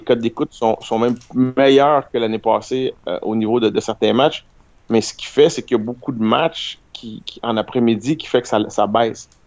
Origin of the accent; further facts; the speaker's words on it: Canada; on est des Canadiens aussi